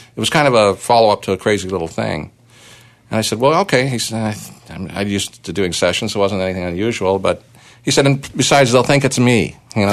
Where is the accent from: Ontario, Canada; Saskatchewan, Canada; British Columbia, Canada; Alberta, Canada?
Ontario, Canada; Toronto; we had a riot in Toronto, my hometown